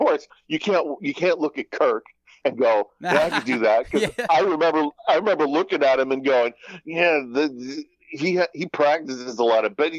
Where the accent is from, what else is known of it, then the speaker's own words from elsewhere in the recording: New Jersey, United States; moved away; when I was growing up in Jersey